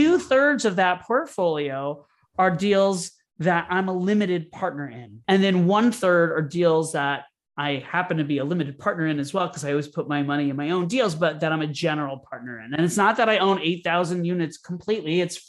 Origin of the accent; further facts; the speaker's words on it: Florida, United States; now in New York, United States; I moved to New York from Florida originally to pursue a career in theater.